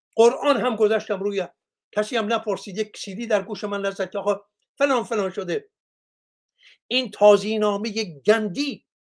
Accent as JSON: {"language": "Persian", "country": "Iran", "said": "من ایرانیم"}